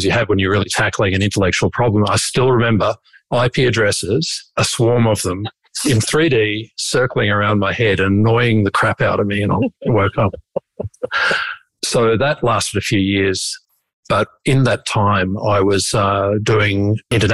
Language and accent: English; Brisbane, Queensland, Australia; I am from Brisbane